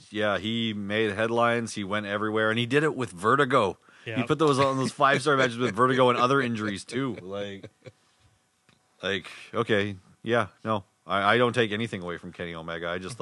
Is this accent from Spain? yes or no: no; Winnipeg, Manitoba, Canada; And we're from Winnipeg